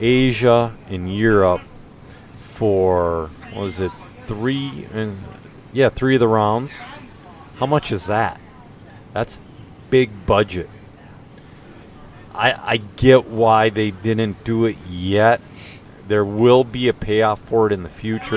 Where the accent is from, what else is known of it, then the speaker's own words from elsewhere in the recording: Elk River, Minnesota, United States; It's in my hometown.